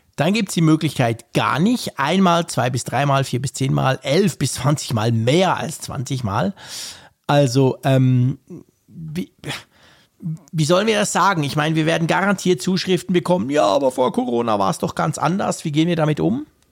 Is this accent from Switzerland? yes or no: yes; Switzerland; als Schweizer